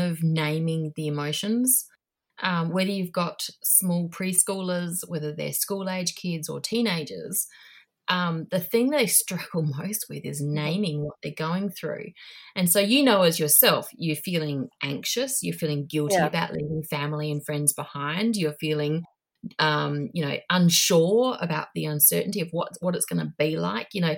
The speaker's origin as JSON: {"language": "English", "country": "Australia", "also_born_or_lived": "Asia", "moved": "as an adult", "lives_now": "New Zealand", "said": "I'm Australian living in New Zealand now."}